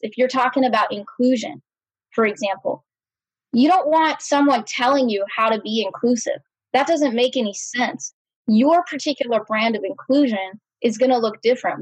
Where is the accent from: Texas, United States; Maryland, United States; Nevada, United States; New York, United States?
Texas, United States; Austin; I was brought up in Austin, Texas.